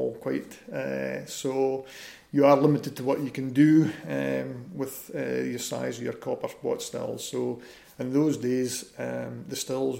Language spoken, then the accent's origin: English; Keith, Scotland, United Kingdom; I'm a Keith boy, born and bred in Keith.